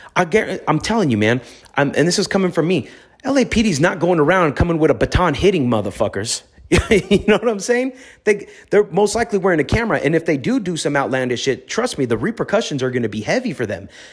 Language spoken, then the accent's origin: English; Los Angeles, California, United States; I grew up in the streets of Los Angeles